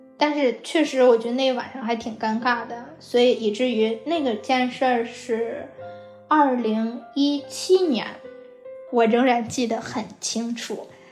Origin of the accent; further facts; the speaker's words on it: Hebei, China; moved away as an adult; now in Los Angeles, United States; 我是河北人。 我从一零年的时候来美国读本科